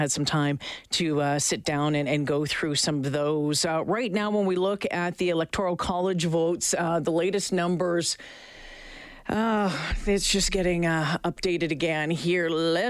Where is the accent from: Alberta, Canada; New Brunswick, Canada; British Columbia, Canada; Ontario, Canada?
Alberta, Canada; Edmonton; as a Canadian, as an Albertan, as an Edmontonian, sitting back and watching this last night